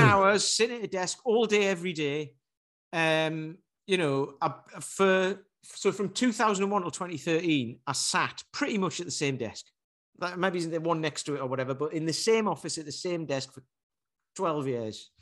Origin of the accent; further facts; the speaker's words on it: Newcastle upon Tyne, North East England, United Kingdom; My girlfriend takes the Mickey 'cause I'm from Newcastle and I say plaster.